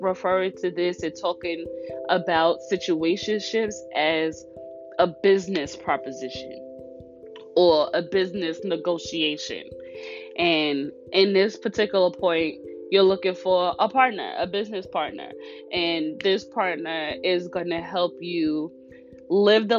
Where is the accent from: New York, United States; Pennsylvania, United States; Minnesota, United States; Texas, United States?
New York, United States; I'm from New York.